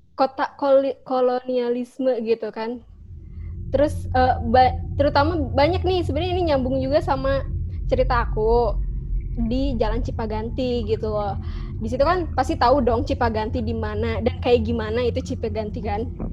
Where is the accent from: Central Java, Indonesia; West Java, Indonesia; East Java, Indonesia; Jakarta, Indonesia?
West Java, Indonesia; Bandung; aku asli orang Bandung